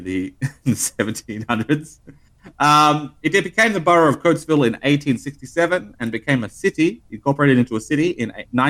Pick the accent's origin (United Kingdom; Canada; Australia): Australia; We don't have them in Australia.